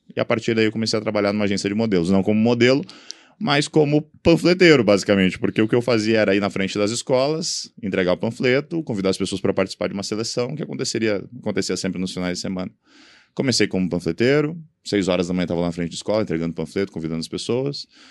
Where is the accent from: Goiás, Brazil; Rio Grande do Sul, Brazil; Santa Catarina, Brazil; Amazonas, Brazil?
Santa Catarina, Brazil; Balneário Camboriú; eu sou natural de Balneário Camboriú.